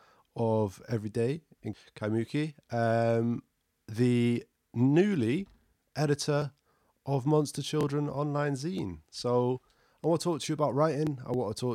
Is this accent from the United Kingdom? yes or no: yes; Skegness, East Midlands, United Kingdom; moved away as an adult; also born or lived in Manchester; I grew up on the English coast in a tiny little town called Skegness. And I moved when I turned for university, when I turned 18, to Manchester